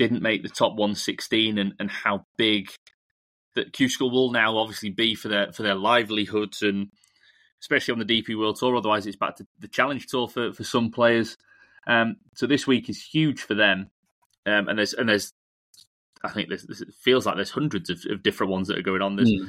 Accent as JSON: {"language": "English", "country": "Portugal", "said": "Yeah, I'm from Portugal, you're from Spain."}